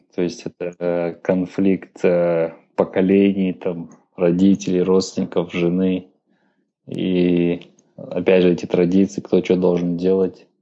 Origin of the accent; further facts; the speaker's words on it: Kazakhstan; мы, казахи, хоть и намады